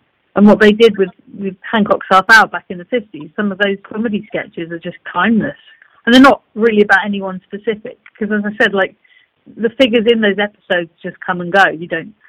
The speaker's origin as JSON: {"language": "English", "region": "London", "country": "United Kingdom", "said": "I come from Muswell Hill, for Christ's sake, you know, and I've gone to art school. My family, everything around me was sort of wacky, socialist, left field. The whole spiel, if you want. I've grown up in it"}